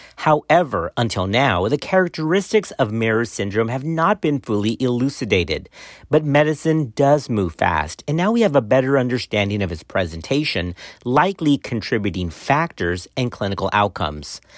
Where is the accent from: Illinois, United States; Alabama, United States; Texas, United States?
Texas, United States; my home state of Texas